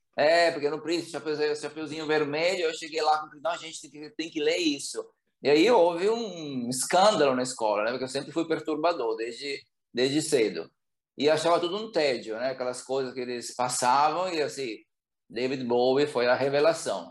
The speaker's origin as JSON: {"language": "Portuguese", "town": "Bergamo", "region": "Lombardy", "country": "Italy", "tie": "born or raised there", "second_language": "Portuguese", "moved": "as an adult", "lives_now": "Brazil", "said": "Bergamo, né, que é a cidade onde eu cresci"}